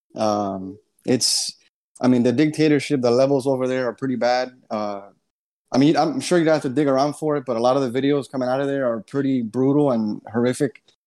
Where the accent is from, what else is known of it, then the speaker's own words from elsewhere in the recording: United States; I was born here in the States